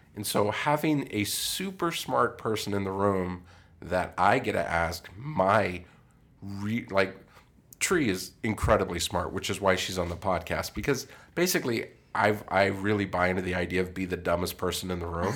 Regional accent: Colorado, United States; moved away; I grew up in Colorado

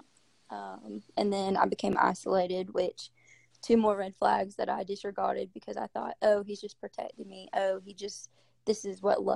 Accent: Greenville, South Carolina, United States; I've grown up in Greenville, South Carolina

